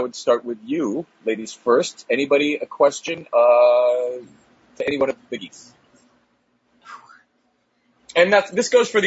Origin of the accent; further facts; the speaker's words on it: Maine, United States; I grew up in Maine